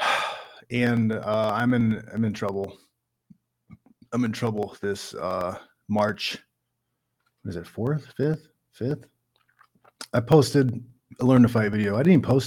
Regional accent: Midwest, United States; I'm from the Midwest

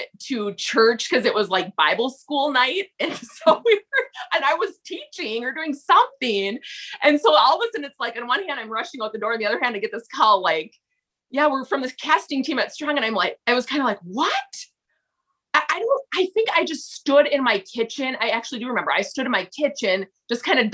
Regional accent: Minnesota, United States; accent: thick Minnesota; I'm … from Minnesota.

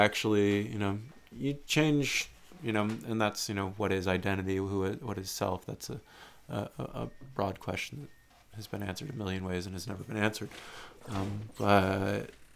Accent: United States

